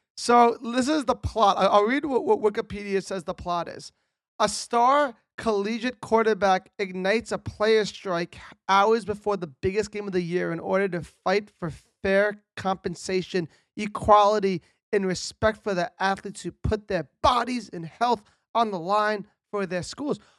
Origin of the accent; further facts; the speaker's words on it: Connecticut, United States; I'm from Connecticut